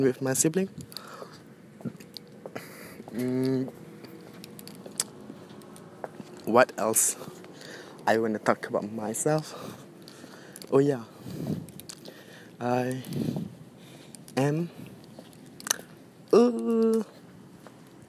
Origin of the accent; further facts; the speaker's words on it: Johor Bahru, Johor, Malaysia; English is a second language; also born or lived in Batu Pahat; I came from Johor Bahru, and I live in Batu Pahat, a small town and a district at Johor Bahru